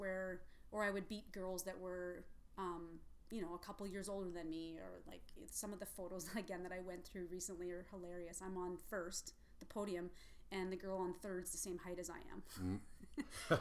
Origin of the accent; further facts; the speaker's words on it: Red Deer, Alberta, Canada; I grew up in Red Deer.